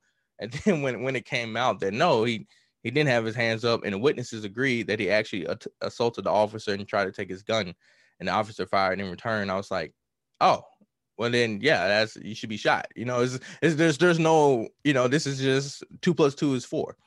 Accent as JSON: {"language": "English", "region": "Mississippi", "country": "United States", "tie": "born or raised there", "said": "I'm from Mississippi, so I grew up on blues"}